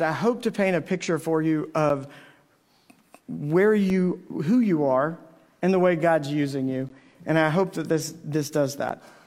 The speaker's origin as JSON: {"language": "English", "town": "Navasota", "region": "Texas", "country": "United States", "tie": "born or raised there", "said": "my hometown"}